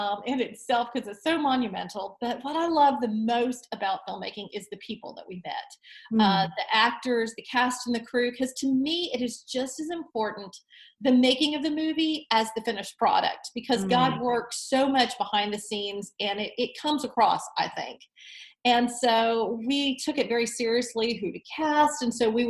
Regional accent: Destin, Florida, United States; now in Nashville, United States; I grew up in Destin, Florida

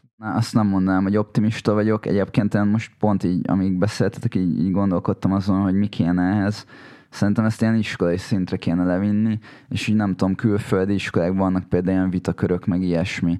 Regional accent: Hungary; nekem az az identitásom, hogy magyar vagyok

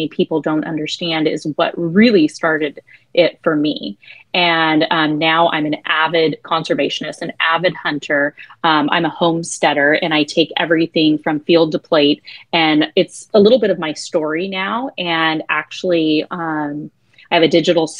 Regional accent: Adin, California, United States; I was born and raised in Aden, California. We have 400 people in my hometown

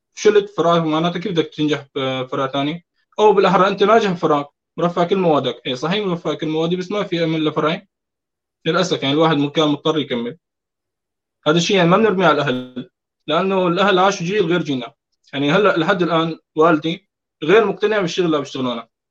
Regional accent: Deir ez-Zor Governorate, Syria; عشت ببيئه آه، محافظه دير الزور

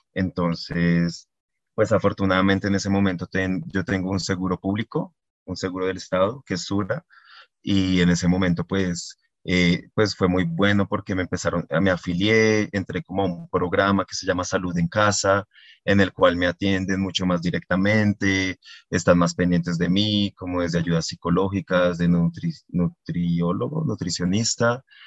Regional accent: Barbosa, Santander, Colombia; now in Bogotá, Colombia; yo soy de Barbosa, Santander, un pueblo al sur de Santander

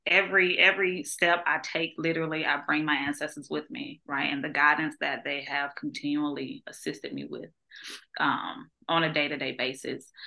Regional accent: Georgia, United States; moved away; I grew up on a farm, right? So I'm from Georgia, so I grew up on a farm

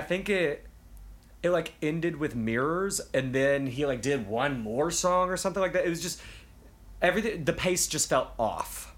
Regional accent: Memphis, Tennessee, United States; moved away; I'm from Memphis

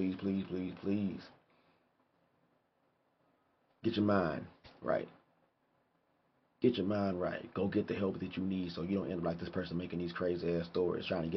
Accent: United States; I'm fucking American

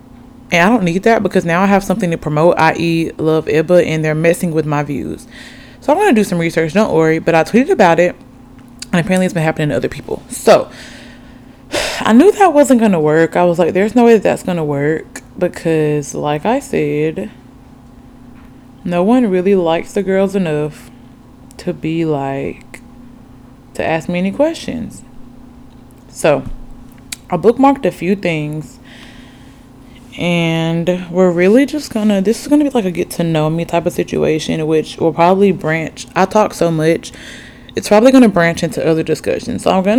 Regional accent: Oxford, Alabama, United States; but I grew up in Alabama, Oxford to be exact, for the longest.

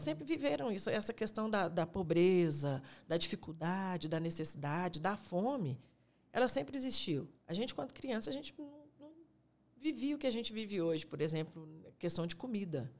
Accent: Belo Horizonte, Minas Gerais, Brazil; eu sou da Vila Cafezal

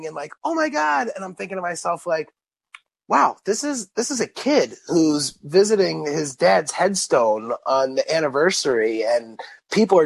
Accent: East Coast, United States; I'm from the East Coast.

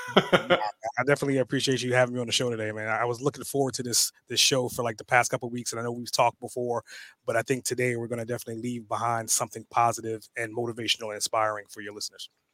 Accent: New York, United States; also born or lived in Trinidad and Tobago; now in Atlanta, United States; I was born in, in Trinidad and Tobago. I grew up in New York, way of Atlanta right now

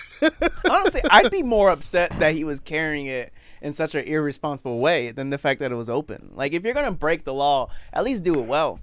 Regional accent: Florida, United States; moved away; also born or lived in Puerto Rico; I was born in Puerto Rico, but I only lived there till I was two, so I count Florida.

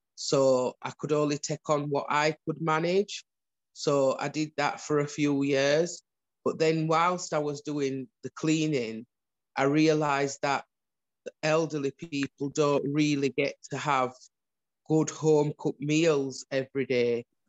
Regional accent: Huddersfield, Yorkshire and the Humber, United Kingdom; I was born in Huddersfield

